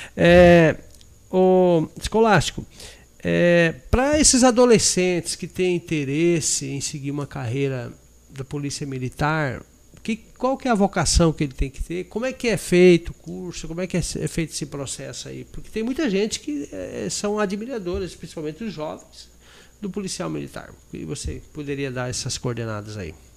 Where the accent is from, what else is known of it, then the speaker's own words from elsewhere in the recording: Paraná, Brazil; Eu sou lá do Paraná